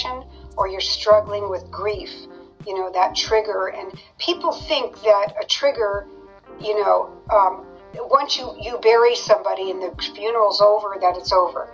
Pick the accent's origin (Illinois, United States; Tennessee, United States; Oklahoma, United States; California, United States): California, United States; San Jose; moved away as an adult; also born or lived in Lake Tahoe / Las Vegas, Nevada / Carlsbad, California; now in New Jersey, United States; Born and raised in California, San Jose, which is, Silicon Valley